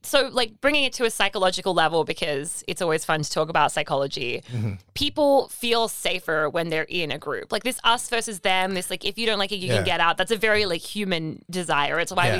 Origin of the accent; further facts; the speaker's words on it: Australia; I'm Australian, which like is a whole subculture thing here now.